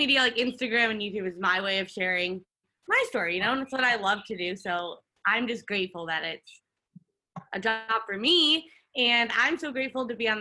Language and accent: English; Chicago, Illinois, United States; I grew up in the suburbs of Chicago. So I grew up in the Midwest